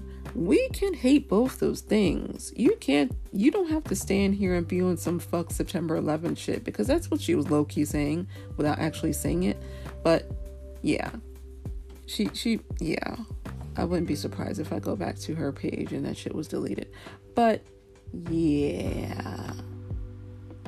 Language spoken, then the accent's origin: English; New York, United States; as a New Yorker who was in New York on 9/11 20+ years ago